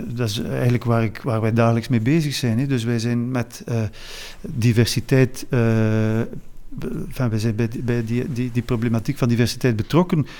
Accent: Flanders, Belgium; wij als Vlaming

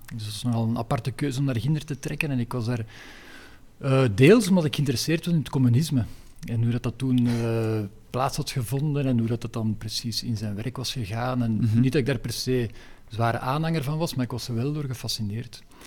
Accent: Leuven, Flanders, Belgium; moved away as an adult; now in Antwerp, Belgium; Ik ben geboren in Leuven en daar ook opgegroeid

